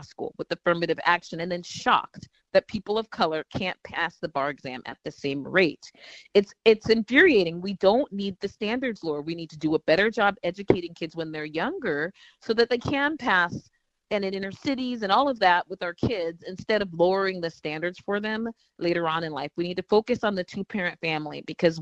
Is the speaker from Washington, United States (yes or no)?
yes; Washington, United States; moved away; also born or lived in Minnesota; I'm from Washington State